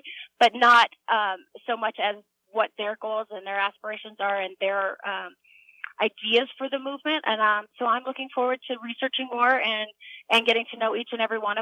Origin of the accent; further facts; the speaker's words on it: United States; I am an American